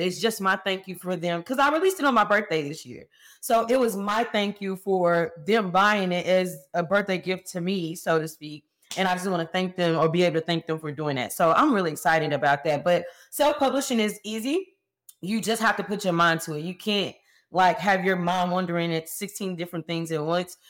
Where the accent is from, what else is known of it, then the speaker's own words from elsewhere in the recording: Fort Worth, Texas, United States; I went back home. I'm from Fort Worth, Texas, right outside of Dallas